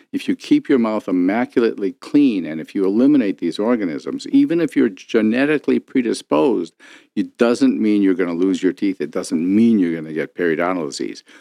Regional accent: Detroit, Michigan, United States; I grew up here in Detroit

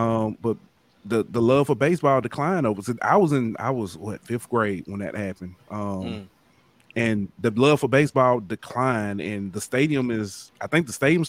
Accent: Mobile, Alabama, United States; growing up in Mobile

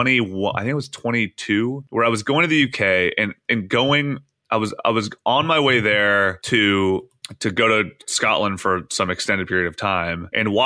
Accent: Canada; I only have a Canadian passport, which kind of weirds me out.

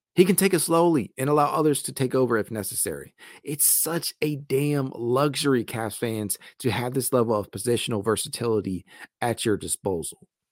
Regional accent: Dayton, Ohio, United States; I am from Dayton, Ohio

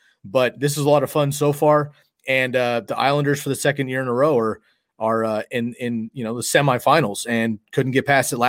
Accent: Bay Area, California, United States; I grew up in the Bay Area

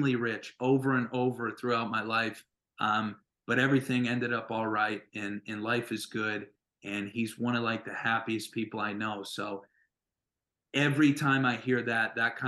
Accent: North Dakota, United States; moved away; I loved growing up there

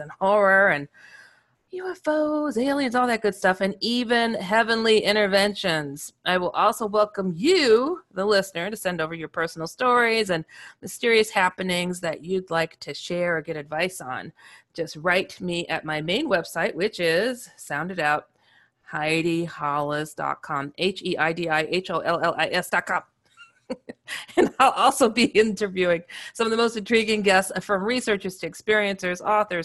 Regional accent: Wisconsin, United States; moved away as an adult; also born or lived in Chicago; now in California, United States; I'm from Wisconsin

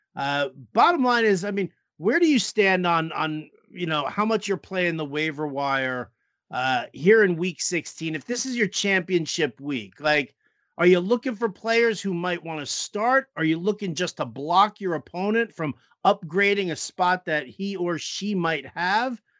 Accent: New York, United States; we grew up in New York

